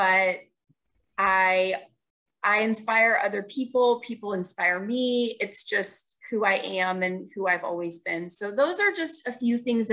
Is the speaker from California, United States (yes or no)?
no; Manhattan, Kansas, United States; now in Lee's Summit, United States; Originally, I'm actually from Manhattan, Kansas.